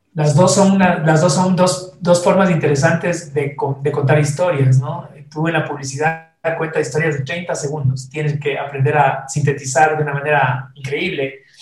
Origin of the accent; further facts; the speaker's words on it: Ecuador; moved away as an adult; also born or lived in Costa Rica; el primer director creativo ecuatoriano de la, agencia.